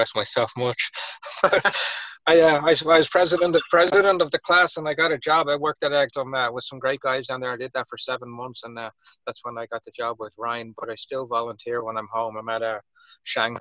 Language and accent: English; Dublin, Leinster, Ireland; accent: Irish; moved away as an adult; also born or lived in Miami, Florida; now in United States; I'm from Dublin, Ireland, originally. I moved to the States full-time in 2001